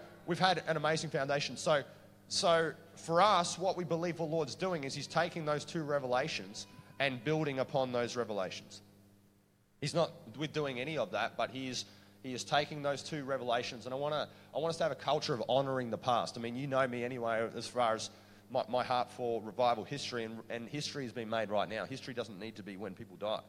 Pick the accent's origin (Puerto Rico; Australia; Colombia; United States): Australia; Queensland; I'm from Queensland